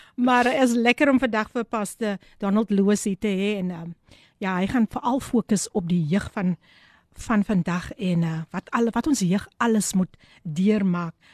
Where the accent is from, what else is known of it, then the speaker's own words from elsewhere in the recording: Eerste River, Western Cape, South Africa; ek is mos van Easter River